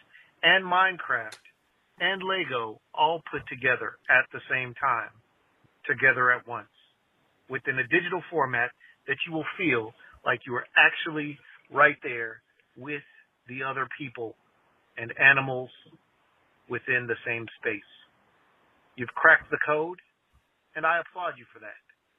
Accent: Texas, United States; now in Utah, United States; born and raised in Texas, but currently living in Utah.

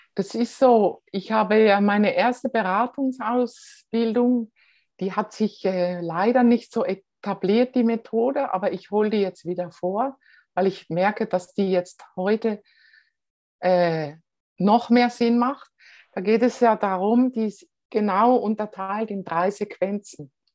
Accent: Switzerland; Als Schweizer

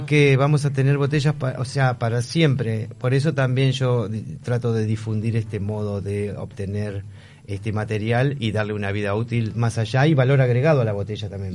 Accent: Buenos Aires, Argentina; Me alejé de Buenos Aires, vivo en las afueras porque no toleré tampoco toda la locura de la ciudad

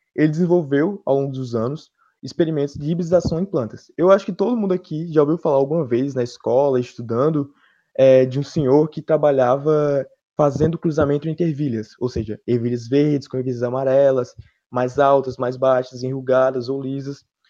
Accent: Petrolina, Pernambuco, Brazil; de Petrolina

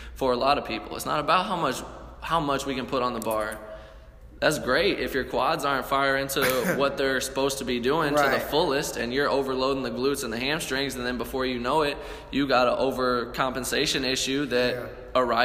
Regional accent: St. Louis, Missouri, United States; We're from St. Louis, we're from the show me state

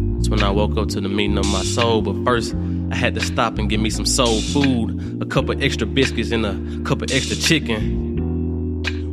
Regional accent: Memphis, Tennessee, United States; my hometown, Memphis.

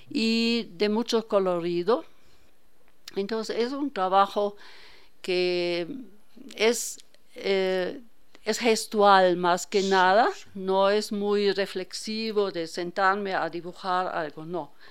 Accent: Hanover, Lower Saxony, Germany; Yo soy alemana.

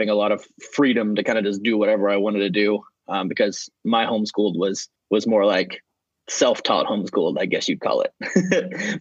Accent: Kansas, United States; moved away as an adult; also born or lived in Roanoke, Virginia; now in Atlanta, United States; I moved to a suburb of Kansas City, Kansas, not to be confused with Kansas City, Missouri, much different, and lived in that suburb for about 10 years

